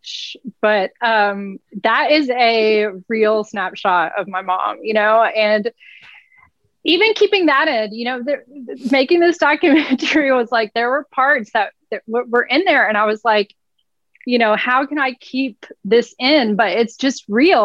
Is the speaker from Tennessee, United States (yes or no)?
yes; Nashville, Tennessee, United States; I'm from Nashville